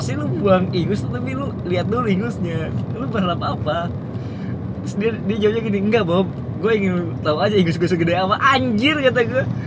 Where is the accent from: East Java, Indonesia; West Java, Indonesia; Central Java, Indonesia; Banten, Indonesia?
West Java, Indonesia; Sundanese area; first language Sundanese; Indonesian is a second language; gue dari kecil sampai kelas 3 SMA itu uh, sekolah eh kelas 3 SMP kelas 3 SMP maksud gue gue sekolah di daerah Sunda